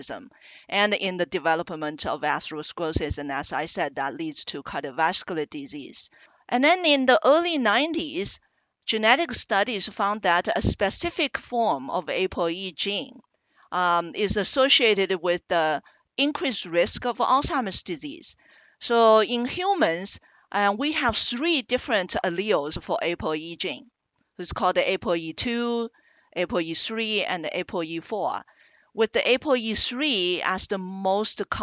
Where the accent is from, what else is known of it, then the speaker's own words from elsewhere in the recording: China; moved away as an adult; also born or lived in Iowa, United States / New York City, United States / Birmingham, Alabama, United States; now in Minnesota, United States; I am originally from China and came to the U.S. about 30 years ago for graduate education in biomedical sciences